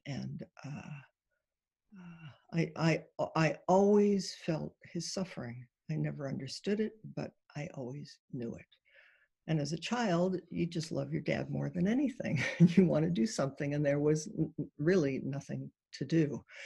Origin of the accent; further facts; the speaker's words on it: Ohio, United States; I was born in Ohio